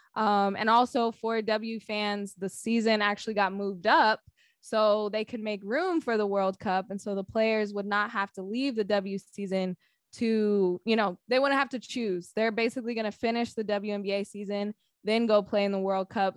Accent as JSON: {"language": "English", "town": "Sacramento", "region": "California", "country": "United States", "said": "I'm from Sacramento."}